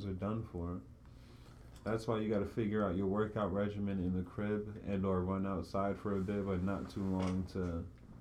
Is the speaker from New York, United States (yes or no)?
yes; New York, United States; I'm a New Yorker